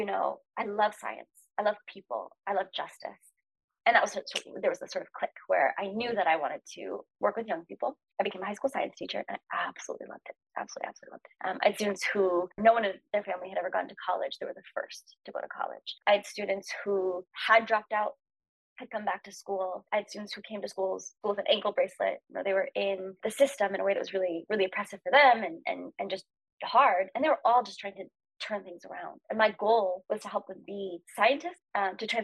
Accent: Norman, Oklahoma, United States; my family lived in Norman

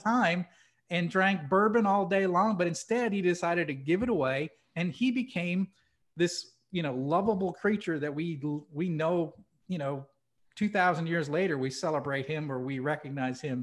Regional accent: New Hampshire, United States; moved away; I grew up in New Hampshire.

